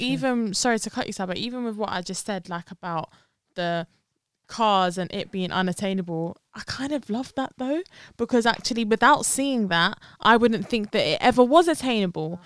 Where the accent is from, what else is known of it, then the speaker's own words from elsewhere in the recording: London, United Kingdom; they can tell that we're from London. So I'm kind of I'm I'm happy like where I've been born and raised